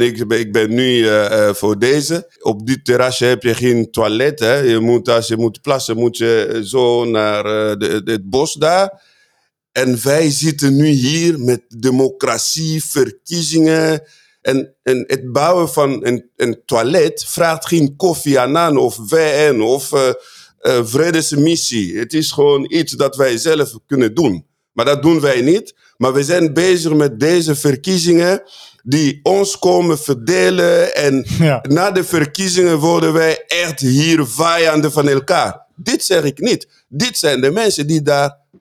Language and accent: Dutch; Fungurume, Lualaba, DR Congo; now in Netherlands; Katanga, waar ik zelf vandaan kom, waar ik ben geboren. Uh, Fungurume is een klein dorp daar